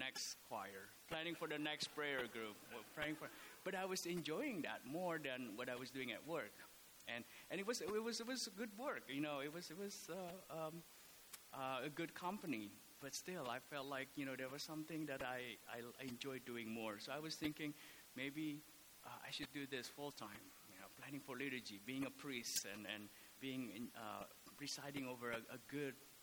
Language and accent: English; Indonesia; moved away as an adult; also born or lived in Oklahoma / Atlanta / Los Angeles; now in Scottsdale, United States; I was born and raised in Indonesia. I came here for college.